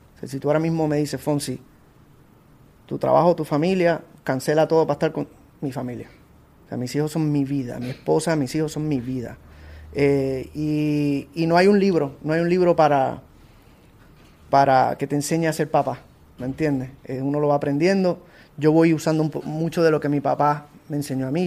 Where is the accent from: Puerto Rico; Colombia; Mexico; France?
Puerto Rico; moved away; also born or lived in United States; mi tierra, que es Puerto Rico